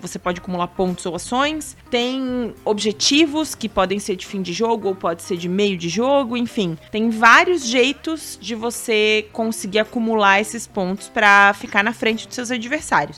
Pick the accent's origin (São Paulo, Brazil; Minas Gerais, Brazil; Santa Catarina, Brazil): Santa Catarina, Brazil; Itajaí; accent: peixeiro (Itajaí); o sotaque da nossa é, linda e bela Itajaí